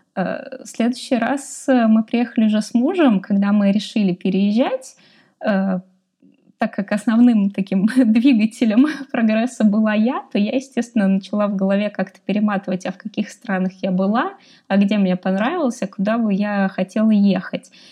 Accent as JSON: {"language": "Russian", "country": "Russia", "moved": "as an adult", "lives_now": "Austria", "said": "я вообще решила из России уезжать"}